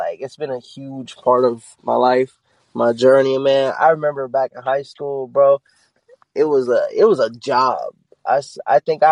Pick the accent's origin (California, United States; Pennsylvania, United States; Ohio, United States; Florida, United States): Pennsylvania, United States; Pittsburgh; now in North Carolina, United States; I'm originally from Pittsburgh, but I've been in North Carolina so long, I can claim either